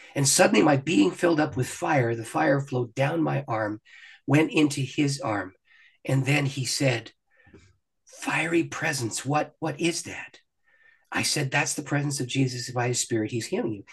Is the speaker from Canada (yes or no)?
yes; Canada; I'm a Canadian. I live just across the border from Detroit